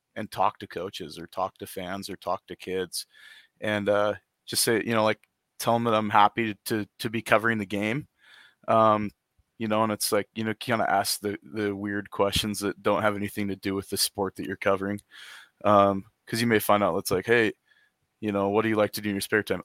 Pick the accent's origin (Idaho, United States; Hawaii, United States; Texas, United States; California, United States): Idaho, United States; Lewiston; moved away as an adult; also born or lived in Boise, Idaho / Clarkston, Washington; now in Coeur d'Alene, United States; grew up in Lewiston and Clarkston for pretty much my entire life